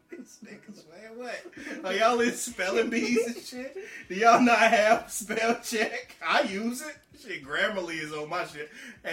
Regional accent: North Carolina, United States; We're from North Carolina.

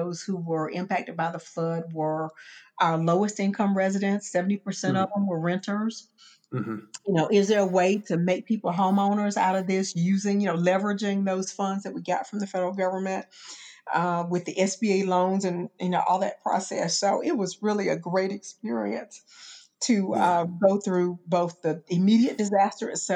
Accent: Augusta, Georgia, United States; moved away as an adult; Augusta is my hometown

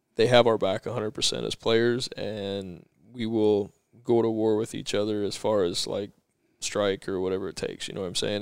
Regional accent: Chandler, Arizona, United States; I grew up here in, in Arizona in Chandler

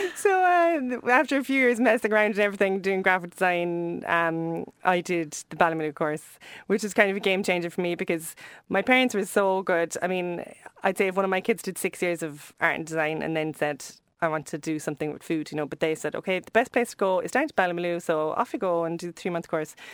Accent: Cobh, Munster, Ireland; we grew up in Cove, which is really near here

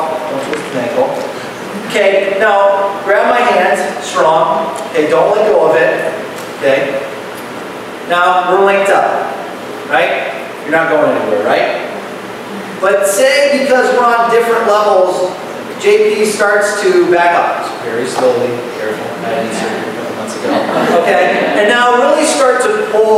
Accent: Ohio, United States; moved away; I'm from Ohio, so we make a couple trips back here

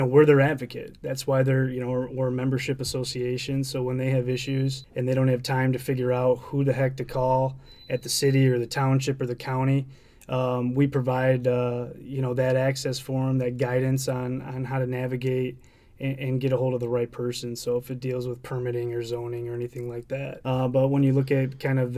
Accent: East Lansing, Michigan, United States; I'm from here, grew up in East Lansing

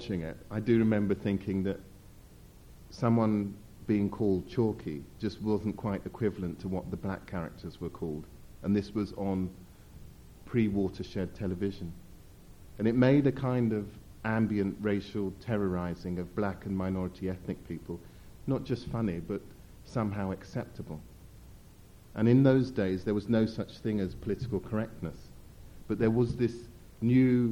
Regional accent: United Kingdom; as a British person

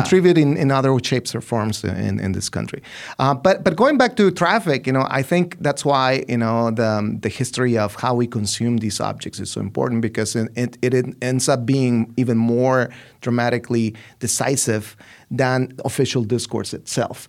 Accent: Ciudad Juarez, Chihuahua, Mexico; I'm from Ciudad Juarez, right? I'm from that city.

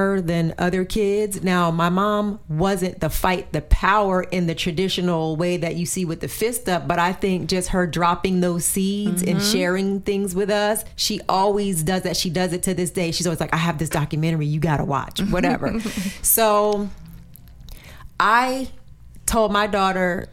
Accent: New Jersey, United States; growing up in New Jersey, it's all about European culture

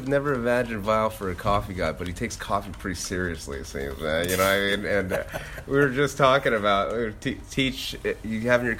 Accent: Monterey Park, California, United States; I'm born in Monterey Park too

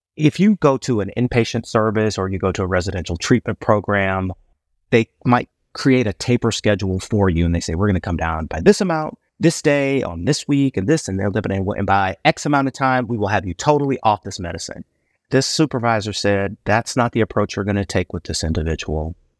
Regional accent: Chicago, Illinois, United States; moved away as an adult; also born or lived in Ohio; now in Houston, United States; I'm originally from Chicago, Illinois, but I'm a Texan by choice, not by birth.

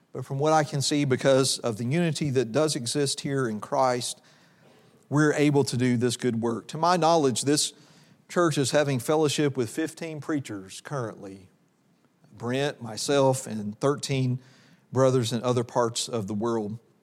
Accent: Oxford, Mississippi, United States; also born or lived in Memphis, Tennessee; I grew up in Oxford, Mississippi.

